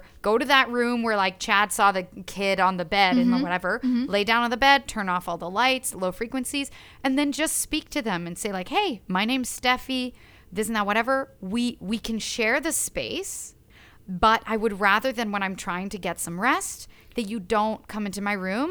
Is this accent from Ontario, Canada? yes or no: yes; Ottawa, Ontario, Canada; now in Toronto, Canada; that was my first time, like, moving away from home. Like, I grew up in Ottawa.